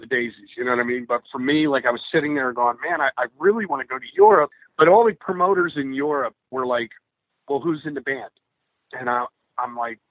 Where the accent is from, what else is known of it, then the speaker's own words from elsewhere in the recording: New York, United States; my hometown, New York